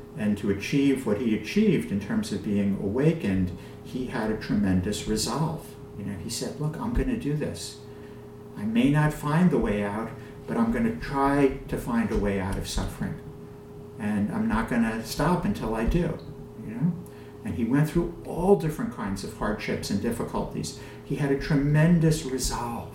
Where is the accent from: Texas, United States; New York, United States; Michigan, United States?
New York, United States; accent: New York; my New York accent